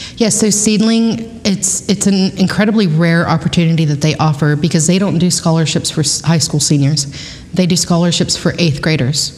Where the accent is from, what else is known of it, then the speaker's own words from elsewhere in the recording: Kingsville, Texas, United States; moved away as an adult; now in Pflugerville, United States; I grew up in Kingsville, Texas